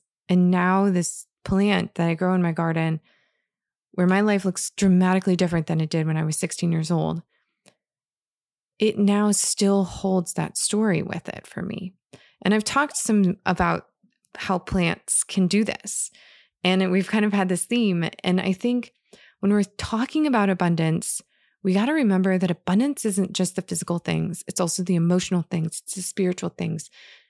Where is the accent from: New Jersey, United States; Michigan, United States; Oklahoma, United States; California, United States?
Michigan, United States; And so I went from being in a very like white culture growing up in Northern Michigan, and in coming from a lot of privilege